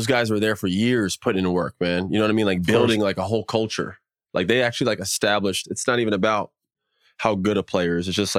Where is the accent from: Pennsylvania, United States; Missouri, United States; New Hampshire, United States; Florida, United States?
Florida, United States; moved away as an adult; also born or lived in North Carolina / New Orleans / Los Angeles / Denver; I grew up in Florida. And then before that, I was in Denver.